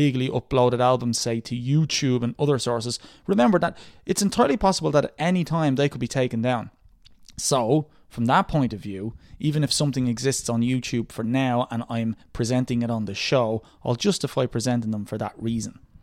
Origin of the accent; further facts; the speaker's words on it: Dublin, Leinster, Ireland; I'm from Drimna in the south of Dublin City